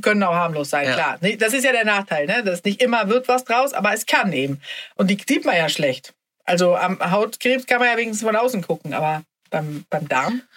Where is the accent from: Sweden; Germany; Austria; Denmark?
Sweden; als Schwedin